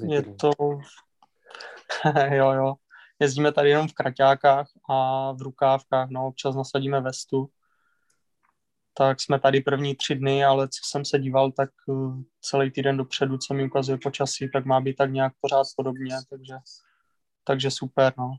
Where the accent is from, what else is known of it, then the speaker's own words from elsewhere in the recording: Mohelnice, Olomouc Region, Czechia; jako malej, v parku v Mohelnici se vždycky každý rok pořádali pro děti, jakože závody